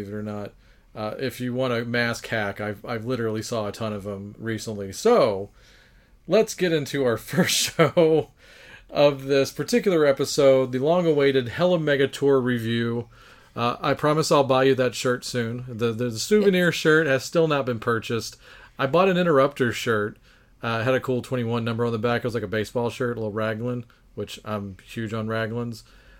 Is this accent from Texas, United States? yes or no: yes; Texas, United States; we're from Texas